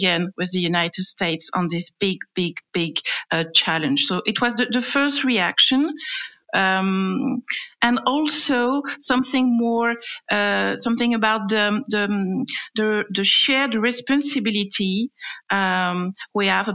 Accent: France; accent: French; English is a second language; my French accent

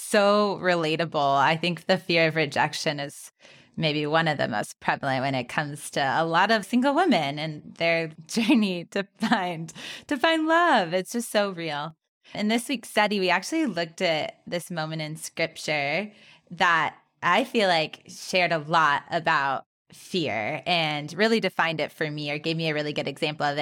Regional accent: California, United States; growing up in California, there was rattlesnakes

